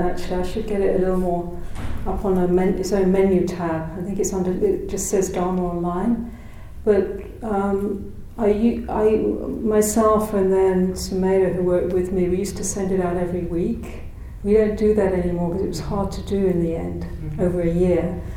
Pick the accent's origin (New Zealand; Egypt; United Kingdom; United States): United Kingdom; moved away as an adult; also born or lived in South Africa / Ireland (parentage); I came originally from Britain